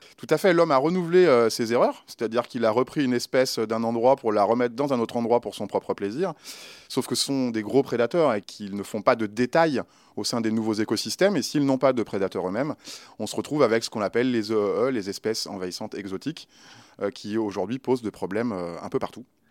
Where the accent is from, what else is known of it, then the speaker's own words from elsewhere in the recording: Lyon, Auvergne-Rhône-Alpes, France; je suis un Lyonnais. Alors forcément, euh, travailler dans ma ville d'origine, c'était un rêve